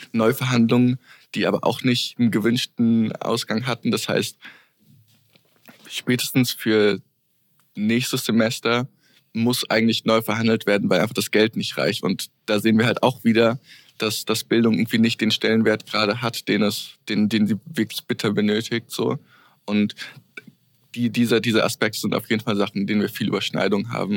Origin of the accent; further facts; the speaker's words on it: Hesse, Germany; moved away as an adult; now in Vienna, Austria; ich komme aus Deutschland, was man vielleicht auch hört.